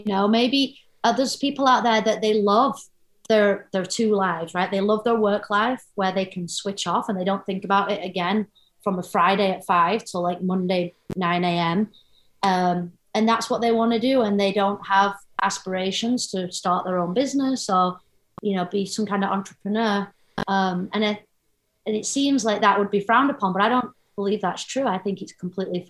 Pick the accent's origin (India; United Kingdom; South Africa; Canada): United Kingdom; England; moved away as an adult; now in United States; I was born in England, but now I'm an American. Got my citizenship in 2020